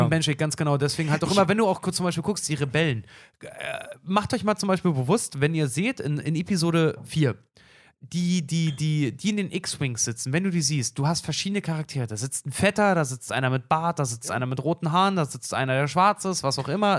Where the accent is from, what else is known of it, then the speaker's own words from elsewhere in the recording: Brandenburg, Germany; in meinem Heimatbundesland, ich, ich komme aus, aus Brandenburg